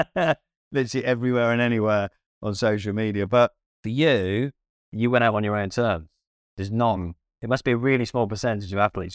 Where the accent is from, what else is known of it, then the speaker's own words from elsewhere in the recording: Cardiff, Wales, United Kingdom; so I'm from Cardiff, and Cardiff's my club.